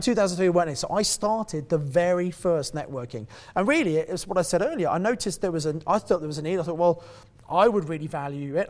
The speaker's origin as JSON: {"language": "English", "area": "Kent", "region": "South East England", "country": "United Kingdom", "also_born_or_lived": "Birmingham", "moved": "as an adult", "said": "I come from Kent originally"}